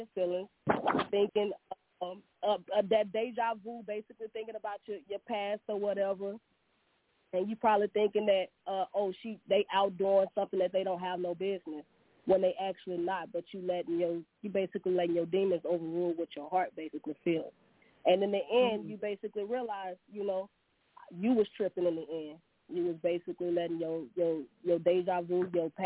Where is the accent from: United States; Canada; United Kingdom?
United States; Monroe, Louisiana; I'm from Monroe, Louisiana.